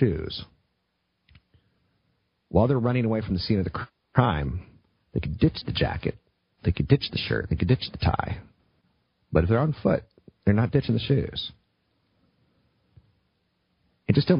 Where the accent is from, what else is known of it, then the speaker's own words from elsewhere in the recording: East Coast, United States; now in West Coast, United States; I come from the East Coast